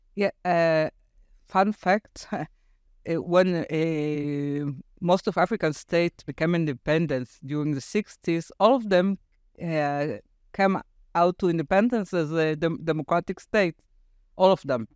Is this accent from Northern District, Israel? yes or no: yes; Afula, Northern District, Israel; English is a second language; moved away as an adult; also born or lived in Tel Aviv, Israel; my hometown, Afula